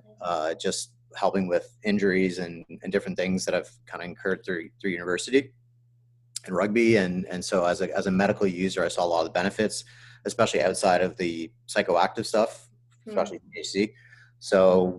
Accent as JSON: {"language": "English", "town": "London", "region": "Ontario", "country": "Canada", "tie": "born or raised there", "also_born_or_lived": "Guelph, Ontario", "moved": "as an adult", "said": "I grew up in London."}